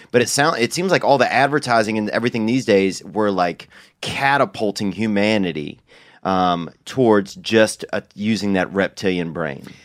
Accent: Louisiana, United States; now in Los Angeles, United States; I'm from Louisiana

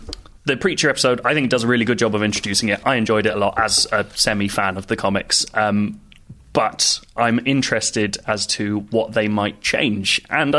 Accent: Ottawa, Ontario, Canada; now in United Kingdom; Actually, my hometown's Ottawa, and I don't know anyone there anymore

